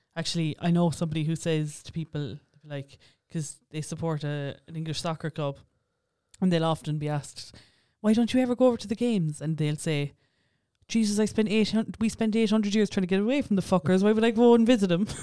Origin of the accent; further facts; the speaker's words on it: Ireland; for such a small island, we have so many different accents